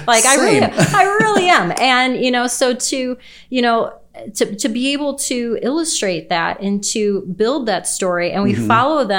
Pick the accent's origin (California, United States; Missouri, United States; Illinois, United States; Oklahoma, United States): Illinois, United States; Chicago; we want to go to Chicago